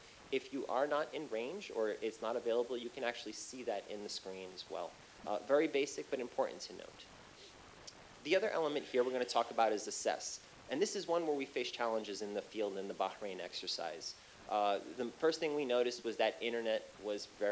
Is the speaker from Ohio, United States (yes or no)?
no; New York City, New York, United States; my hometown of Flushing, New York